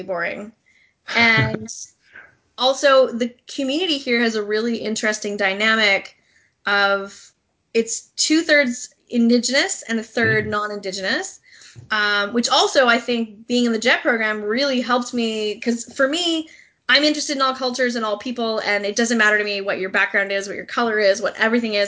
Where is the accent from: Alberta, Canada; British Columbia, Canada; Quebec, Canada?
British Columbia, Canada; Vancouver Island; moved away as an adult; also born or lived in England / Japan / Ontario; I'm from Vancouver Island